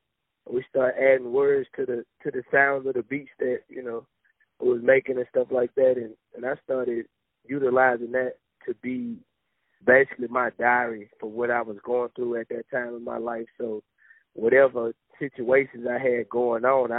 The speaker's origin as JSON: {"language": "English", "town": "Mobile", "region": "Alabama", "country": "United States", "said": "I'm from Mobile, Alabama"}